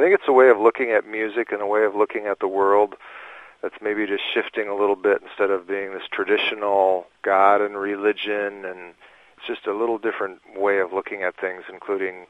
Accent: Minnesota, United States; growing up in Minnesota

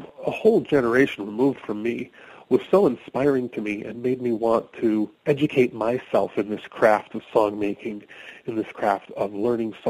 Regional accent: Minneapolis, Minnesota, United States; now in Western Massachusetts, United States; I live in Western Massachusetts, but I grew up in Minneapolis

